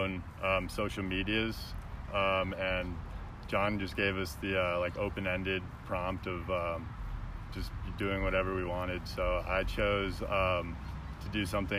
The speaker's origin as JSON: {"language": "English", "town": "Chicago", "region": "Illinois", "country": "United States", "moved": "yes", "lives_now": "Denver, United States", "said": "I'm from Chicago"}